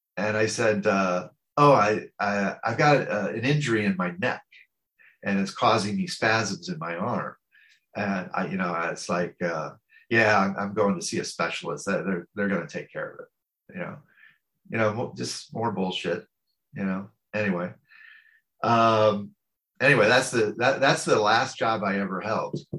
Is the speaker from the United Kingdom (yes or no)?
no; St. Louis, Missouri, United States; I'm American. I was born in the Midwest of the United States um, in a city called St. Louis